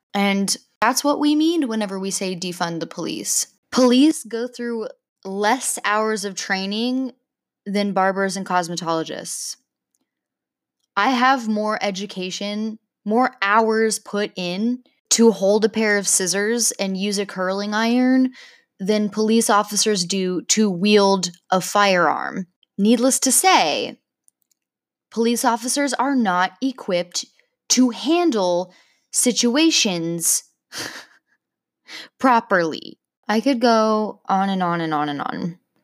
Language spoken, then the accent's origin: English; Oklahoma, United States; I grew up in Oklahoma